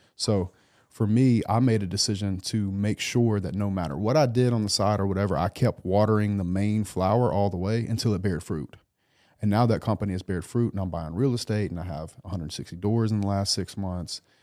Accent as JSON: {"language": "English", "region": "South Louisiana", "country": "United States", "tie": "born or raised there", "moved": "yes"}